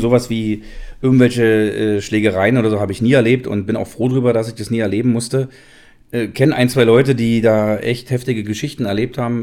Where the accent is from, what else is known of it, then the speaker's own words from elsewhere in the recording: Berlin, Germany; also born or lived in Frankfurt (Oder); geboren in Frankfurt-Oder, aber seit meinem vierten Lebensjahr halt Berliner bin